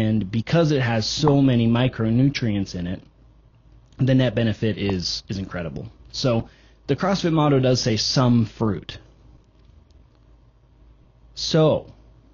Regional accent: United States; we're American

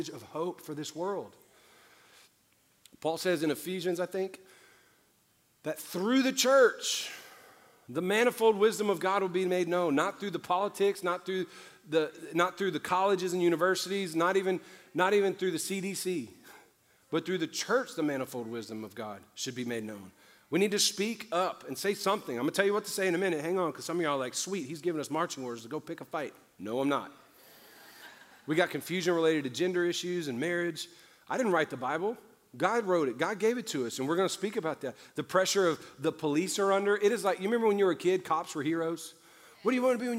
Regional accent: New Orleans, Louisiana, United States; I'm from New Orleans. I was the only white kid in the apartments I grew up

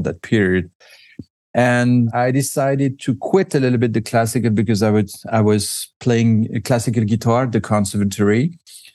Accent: Vevey, Vaud, Switzerland; born or raised there

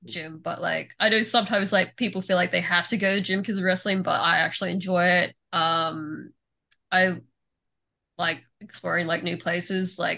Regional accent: Philippines; I'm Filipino, of course I am.

